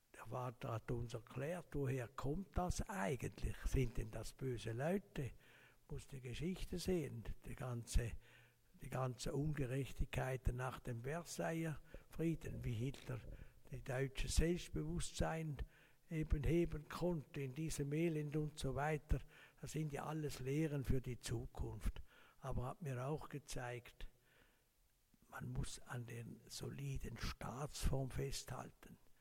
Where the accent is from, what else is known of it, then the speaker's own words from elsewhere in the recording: Laufen-Uhwiesen, Zurich, Switzerland; Ich bin aufgewachsen in Laufen am Rheinfall